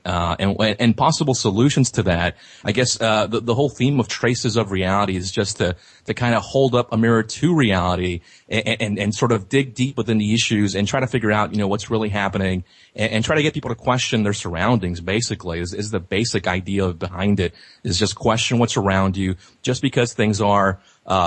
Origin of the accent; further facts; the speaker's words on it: Laredo, Texas, United States; my hometown of Laredo, Texas